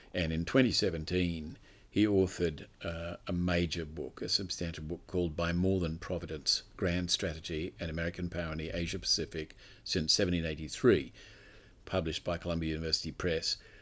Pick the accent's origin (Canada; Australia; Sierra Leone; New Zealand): Australia; an Australian citizen